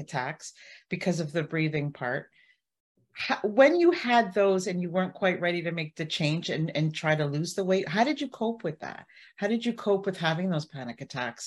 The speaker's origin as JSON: {"language": "English", "town": "Barrie", "region": "Ontario", "country": "Canada", "said": "I'm from Barrie, Ontario"}